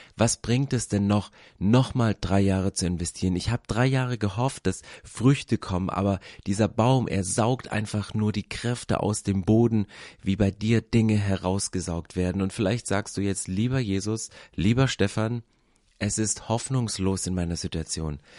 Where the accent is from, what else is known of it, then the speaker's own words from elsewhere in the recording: East Germany, Germany; Ich bin in Ostdeutschland groß geworden